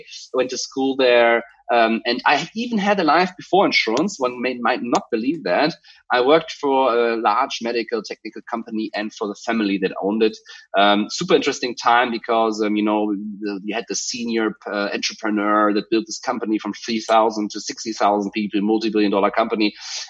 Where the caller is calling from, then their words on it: Hamburg, Germany; I call Hamburg, Germany, my home.